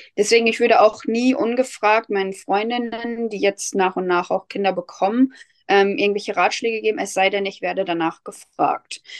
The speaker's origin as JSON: {"language": "German", "area": "Lipburg", "region": "North Rhine-Westphalia", "country": "Germany", "said": "ich komme aus Lipburg, das ist in der Nähe von Soest"}